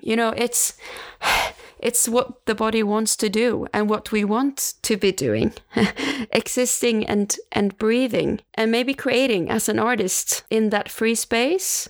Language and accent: English; Stockholm, Stockholm County, Sweden; moved away; back to Stockholm, uh, my hometown